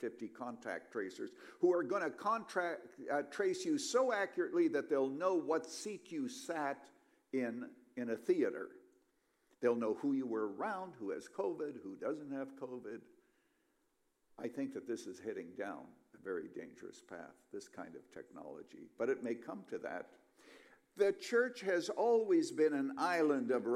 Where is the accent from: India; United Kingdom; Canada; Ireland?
Canada; now in United States; I was born a Canadian, and then I came to America